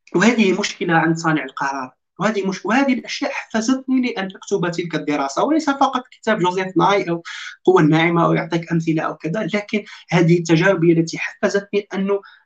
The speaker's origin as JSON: {"language": "Arabic", "town": "Constantine", "region": "Constantine Province", "country": "Algeria", "moved": "as an adult", "lives_now": "Istanbul, Turkey", "said": "هذه مدينتي قسنطينه"}